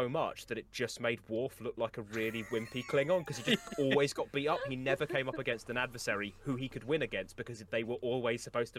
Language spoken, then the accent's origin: English; Scotland, United Kingdom; accent: Scottish; which I think me saying that in my accent has made any Scottish person be like, oh